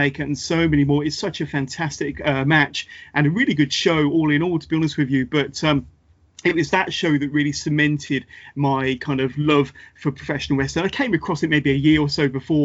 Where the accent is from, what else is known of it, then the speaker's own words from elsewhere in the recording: United Kingdom; I'm a fellow Brit